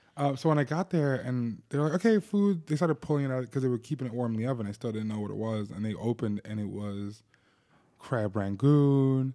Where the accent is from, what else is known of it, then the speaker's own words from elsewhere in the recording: New Jersey, United States; growing up in New Jersey